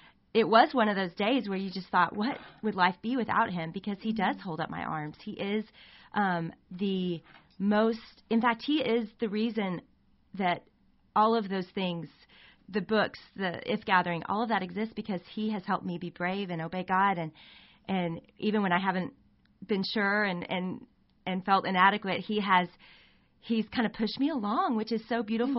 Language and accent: English; Arkansas, United States; moved away as an adult; now in Texas, United States; I grew up in Arkansas.